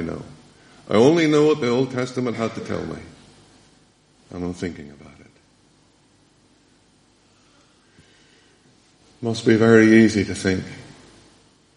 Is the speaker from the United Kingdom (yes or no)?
yes; Downpatrick, Northern Ireland, United Kingdom; moved away; I went to school in Dunpatrick